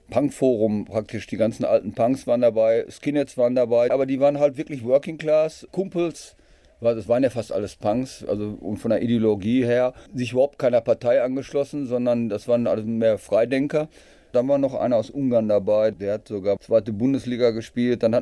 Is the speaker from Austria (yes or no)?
no; Dortmund, North Rhine-Westphalia, Germany; born there; Ja, ich bin äh, Rheinische Straße 143 äh, geboren, also praktisch äh, in dem